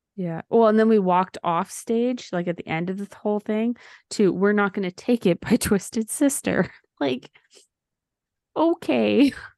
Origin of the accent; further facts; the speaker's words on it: Valleyview, Alberta, Canada; when I grew up in Valleview, is the population would be between two thousand and twenty-five hundred